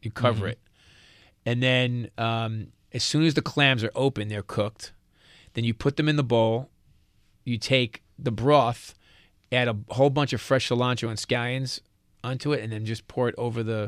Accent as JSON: {"language": "English", "region": "New York", "country": "United States", "accent": "New York", "said": "I'm a New Yorker."}